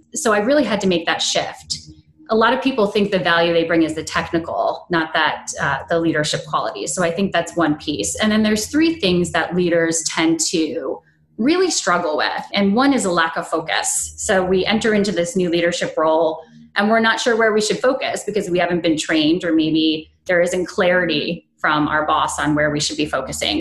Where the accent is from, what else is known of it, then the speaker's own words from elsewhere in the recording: upstate New York, United States; moved away as an adult; also born or lived in Maryland; I had moved from my hometown of upstate New York to Maryland